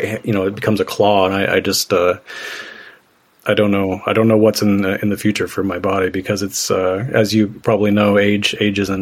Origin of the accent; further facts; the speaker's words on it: Northwest Missouri, United States; also born or lived in Chicago; I grew up in Northwest Missouri